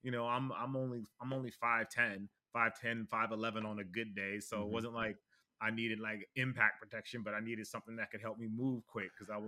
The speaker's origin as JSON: {"language": "English", "town": "Los Angeles", "region": "California", "country": "United States", "tie": "born or raised there", "said": "grew up in LA, for those that don't know about mm-hmm. California, but the Valley for those that know about LA."}